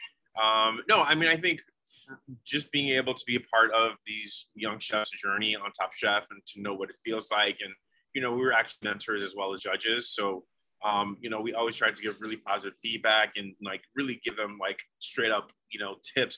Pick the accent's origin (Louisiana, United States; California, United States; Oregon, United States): Oregon, United States; just being able to sit there and of course have it being in my home state